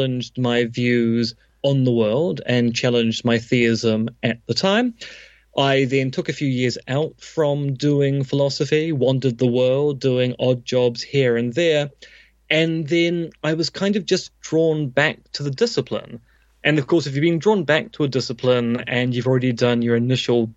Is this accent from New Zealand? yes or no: yes; Devonport, Auckland, New Zealand; now in Beijing, China; growing up in Devonport in the 80s